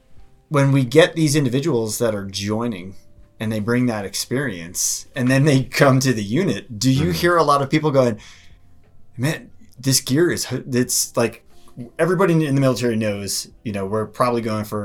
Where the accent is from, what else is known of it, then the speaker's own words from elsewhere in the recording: East Coast, United States; moved away as an adult; now in Colorado, United States; I grew up on the East Coast.